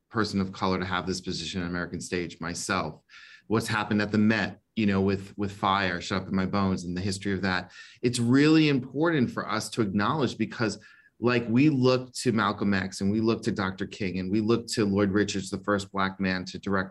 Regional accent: Bahamas; now in Florida, United States; And I came from the Bahamas. I came from very humble beginnings.

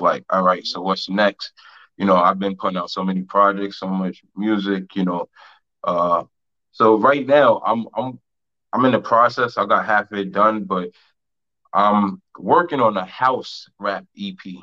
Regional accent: New York, United States; I'm a New Yorker

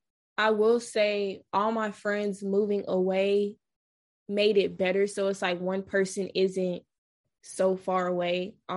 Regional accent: Atlanta, Georgia, United States; moved away as an adult; also born or lived in Tallahassee, Florida; now in Washington, D.C., United States; I'm born and raised in Atlanta

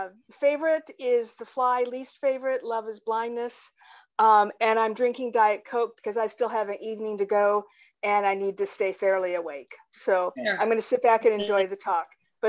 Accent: Pittsburgh, Pennsylvania, United States; I'm from Pittsburgh.

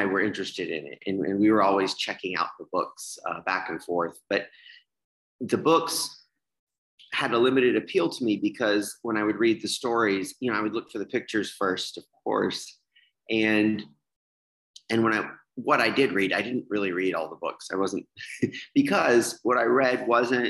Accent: Birmingham, Alabama, United States; now in Chicago, United States; I was born in Birmingham, Alabama in 1977. I was the official New Year's baby of Birmingham, Alabama

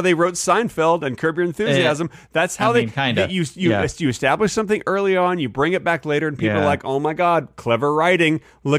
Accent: Dallas, Texas, United States; I grew up in Dallas where they had tornadoes

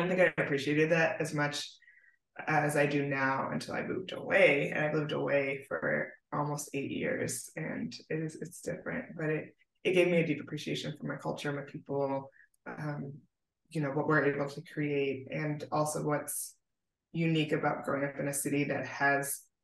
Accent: Baltimore, Maryland, United States; moved away as an adult; now in San Diego, United States; So I'm from Baltimore, Maryland. I'm an East Coast girl. I was born and raised there

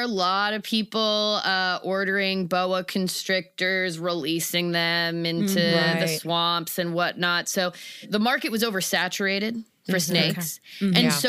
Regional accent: Florida, United States; I got into it the way most people get into it. I grew up in Florida.

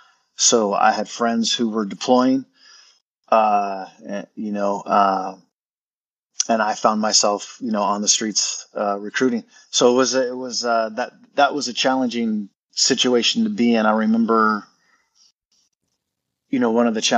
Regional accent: Wapato, Washington, United States; moved away as an adult; I'm from Wapato, Washington. Alumni, I graduated here back in 96

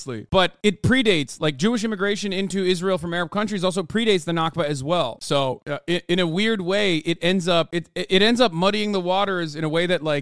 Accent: Turkey; me being Turkish, growing up in Turkey

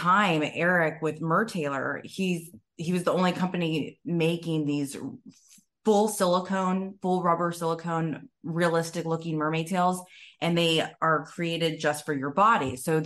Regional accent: Tampa, Florida, United States; I was born and raised in Tampa, Florida

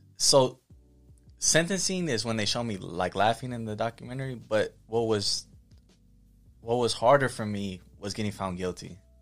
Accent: Pomona, California, United States; also born or lived in Michigan; I'm from Pomona

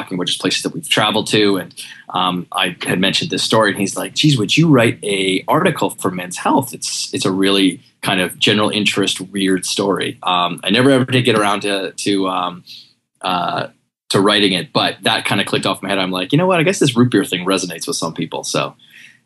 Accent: Western Canada, Canada; now in New York City, United States; I'm from Canada, Western Canada originally, live here in New York City

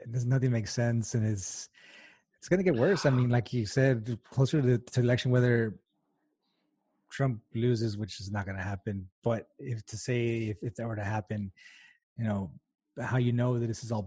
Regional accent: El Paso, Texas, United States; I'm from El Paso

